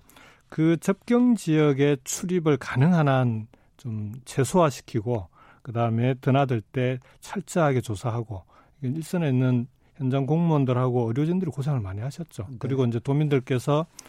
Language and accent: Korean; Jinju, South Gyeongsang, South Korea; also born or lived in Goseong, South Gyeongsang; 고향이 경남 고성이고 예. 초중고등학교를 경남 진주에서 다 졸업을 했는데